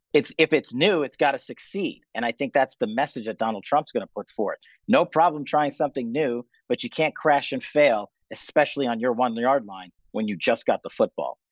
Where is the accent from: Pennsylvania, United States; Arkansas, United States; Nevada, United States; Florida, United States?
Nevada, United States; Las Vegas; here in Las Vegas, in my hometown